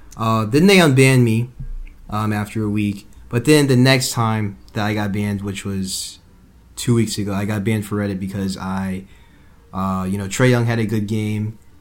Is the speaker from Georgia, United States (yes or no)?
yes; Atlanta, Georgia, United States; I'm from Atlanta. I grew up in Atlanta. I'm born in Atlanta